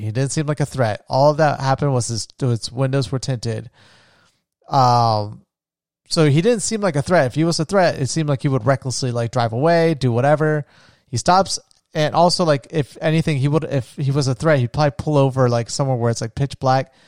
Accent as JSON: {"language": "English", "area": "near Edgewater", "region": "Florida", "country": "United States", "tie": "born or raised there", "also_born_or_lived": "Orlando, Florida", "moved": "as an adult", "said": "there was, like, a, a city close to where I grew up in. It was called Edgewater"}